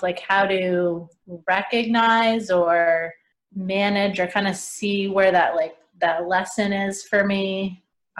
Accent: Connecticut, United States; I'm from Connecticut

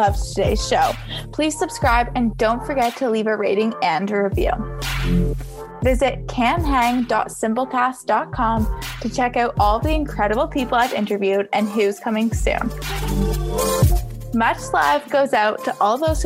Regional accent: Toronto, Ontario, Canada; Like Toronto. So yeah, I feel like we don't really have an accent here.

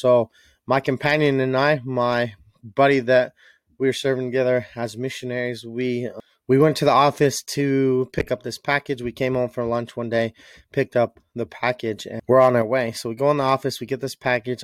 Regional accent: Utah, United States; I was raised in Utah as a kid

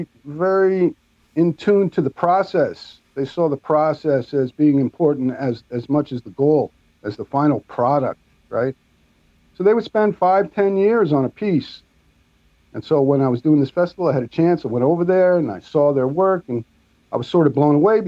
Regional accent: New York, United States; I'm from New York

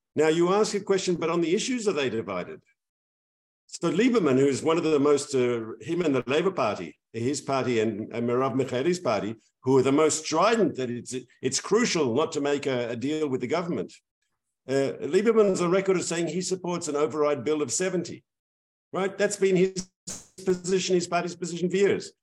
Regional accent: Israel

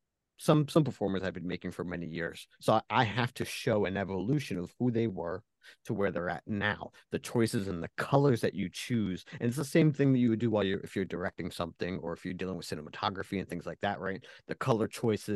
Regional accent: Philadelphia, Pennsylvania, United States; growing up in the Philadelphia area

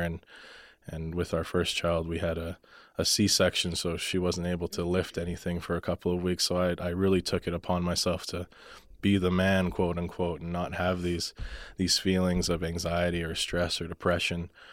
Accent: Calgary, Alberta, Canada; moved away as an adult; now in Lethbridge, Canada; I grew up in Calgary. most of my life

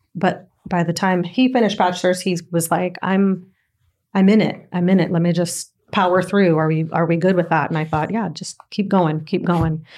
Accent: Southern California, United States; also born or lived in Nicaragua; from four until my full team, everything, I was in Southern California

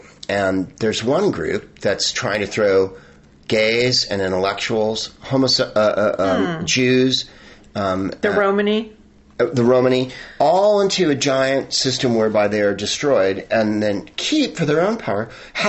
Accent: Arizona, United States; I was born in Arizona.

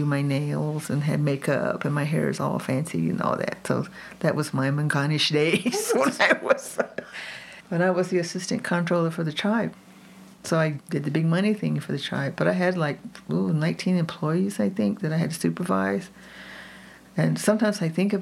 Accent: Oklahoma, United States; now in Jicarilla Apache reservation, United States; I was raised in Oklahoma because my mom, the adventurous Apache woman way back in the 40s, got a nursing degree

